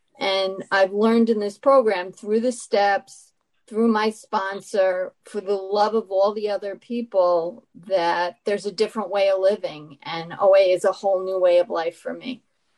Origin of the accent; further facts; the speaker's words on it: New York, United States; anorexic. I'm from New York